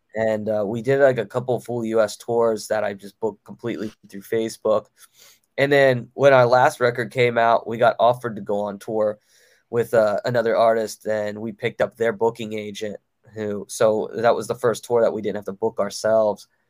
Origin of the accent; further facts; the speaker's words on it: Baltimore, Maryland, United States; my hometown of Baltimore, Maryland